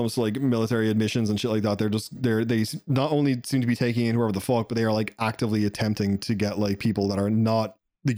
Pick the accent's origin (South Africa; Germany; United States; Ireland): Ireland; I'm Irish